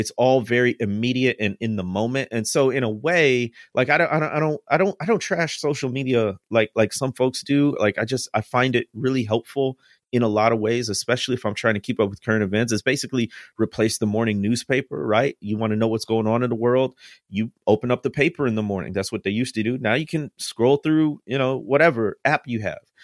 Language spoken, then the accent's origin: English; Midwest, United States; I'm from the Midwest, and, uh, food-wise, we're, we're meat and potato people